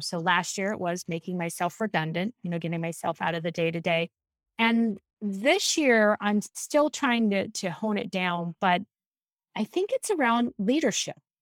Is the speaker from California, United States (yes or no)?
yes; San Diego, California, United States; also born or lived in Mendocino, California; now in Boston, United States; I grew up in San Diego. and I lived there until I was twelve